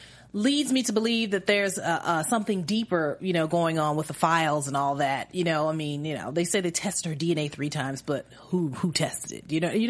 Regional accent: Midwest, United States; I grew up in the Midwest

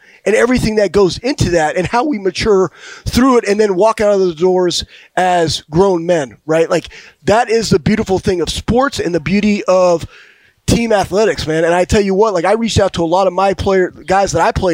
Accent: Texas, United States; moved away; where I grew up in Texas

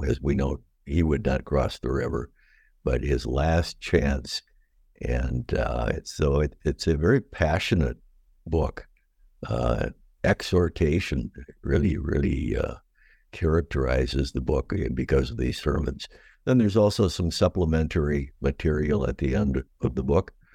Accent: Watertown, Wisconsin, United States; also born or lived in Madison, Wisconsin / Elma, Michigan / Lusaka, Zambia; I grew up in Watertown, Wisconsin

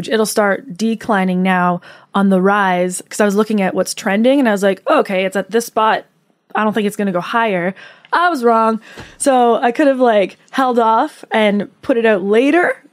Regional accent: Canada; moved away as an adult; also born or lived in Toronto; now in Los Angeles, United States; as a Canadian, I see so much divide that I just haven't experienced growing up in Canada.

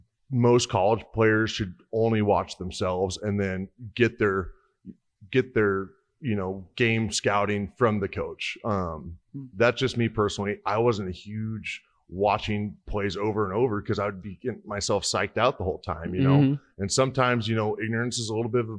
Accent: Hastings, Nebraska, United States; I'm from Hastings, Nebraska.

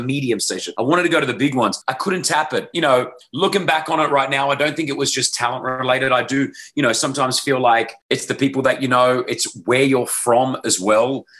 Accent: Sydney, New South Wales, Australia; accent: Aussie; moved away as an adult; now in Dubai, United Arab Emirates; I grew up in Sydney, Australia

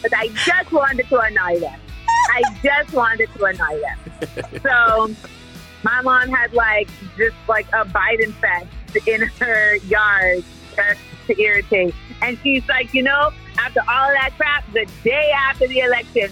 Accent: Orlando, Florida, United States; moved away; I grew up in Orlando

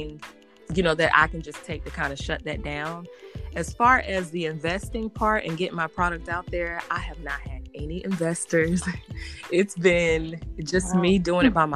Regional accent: Garner, North Carolina, United States; also born or lived in Raleigh, North Carolina; I'm from Raleigh, North Carolina, but I grew up in a town called Garner, and it's a country town here.

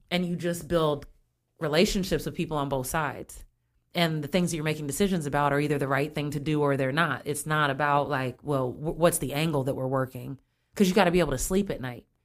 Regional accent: Springfield, United States; I grew up here in Springfield

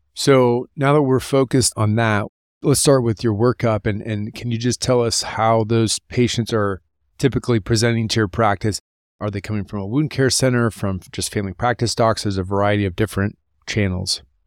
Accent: Columbus, Ohio, United States; coming from my hometown, Columbus, Ohio

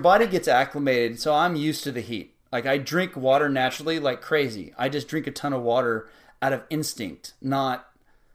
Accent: South Texas, United States; growing up in South Texas my whole life

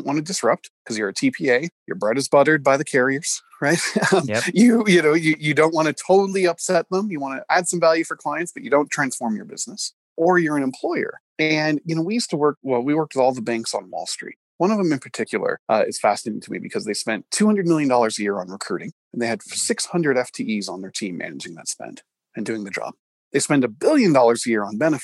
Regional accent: Canada; moved away; I grew up in Canada

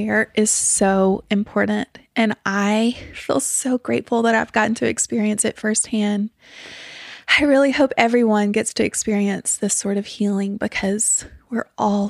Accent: St. Francisville, Louisiana, United States; I grew up in St. Francisville, Louisiana.

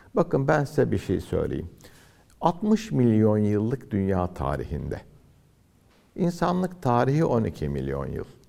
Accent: Antalya, Turkey; moved away as an adult; now in Istanbul, Turkey; Antalya'da doğdum, büyüdüm.

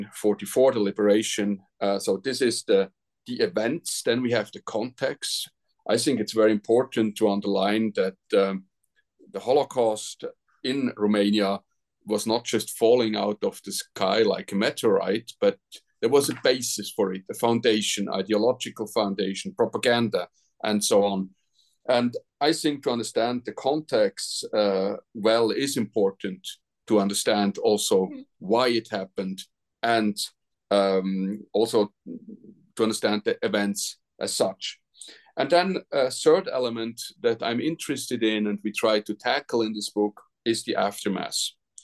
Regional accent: Switzerland; Now, I'm from Switzerland.

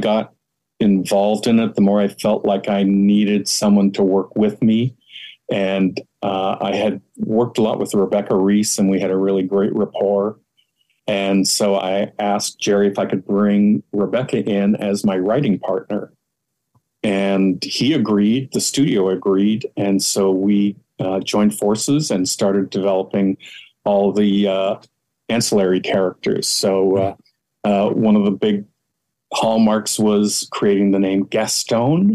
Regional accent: Ontario, Canada; moved away; I grew up in Canada

